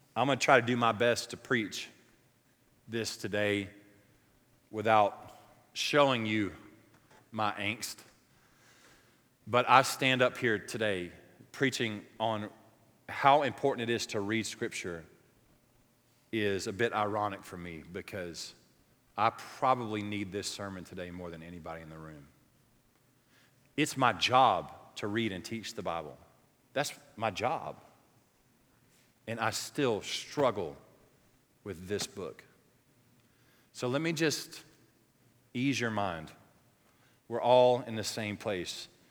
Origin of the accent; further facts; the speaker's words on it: the South, United States; moved away; where I grew up in the South